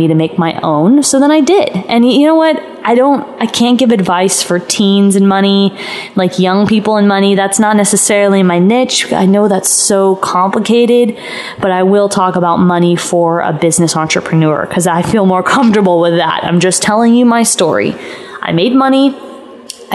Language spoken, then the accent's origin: English; Los Angeles, California, United States; moved away as an adult; also born or lived in Arizona; I'm from LA, I'm from California, and I left and went to school in Arizona.